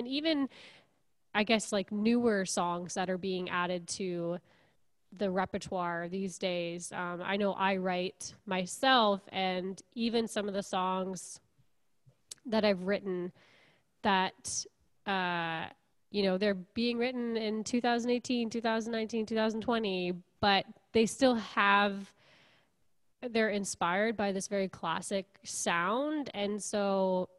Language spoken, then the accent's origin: English; Kingston, Ontario, Canada; also born or lived in Montreal; I'm from Kingston originally, and I grew up here, went to Queens, and then I lived in Montreal